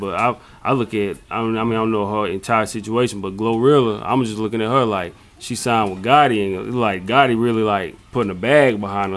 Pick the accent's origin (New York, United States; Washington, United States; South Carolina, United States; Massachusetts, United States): South Carolina, United States; we're from South Carolina